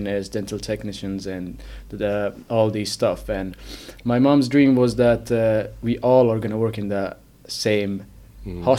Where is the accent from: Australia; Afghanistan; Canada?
Afghanistan; now in Finland; I'm originally from Afghanistan, but I've been living in Finland